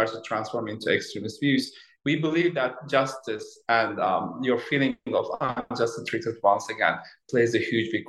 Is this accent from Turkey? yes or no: yes; Turkey; moved away; I was born in Turkey in 1970s, and then I was a student at Boğaziçi University, as you said, in 1990s